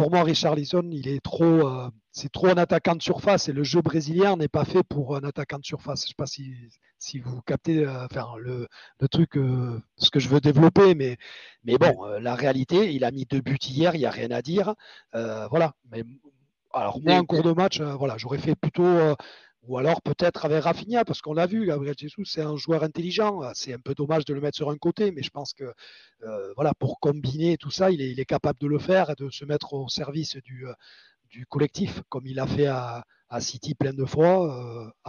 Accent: Basque Country, Spain; je suis espagnol. Moi, je suis moitié, je suis un basque, hein, moitié espagnol, moitié français.

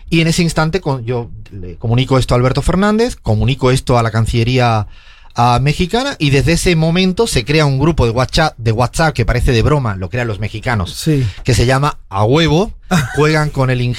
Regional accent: Spain; moved away

